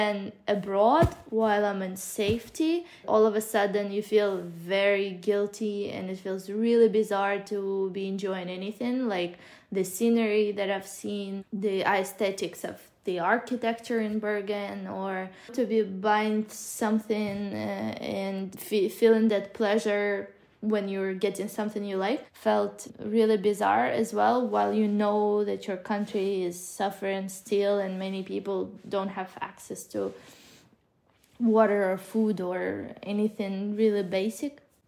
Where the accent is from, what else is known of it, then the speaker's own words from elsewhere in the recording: Ukraine; now in Kyiv, Ukraine; my parents who are staying in my hometown 40 kilometers away from the Russian border